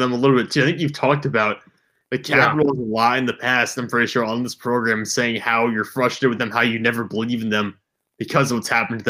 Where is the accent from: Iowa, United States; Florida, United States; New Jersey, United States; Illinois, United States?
New Jersey, United States; I'm from New Jersey.